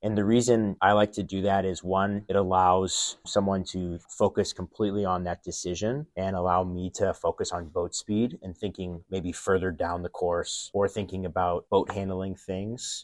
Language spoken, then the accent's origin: English; Midwest, United States; I grew up in the Midwest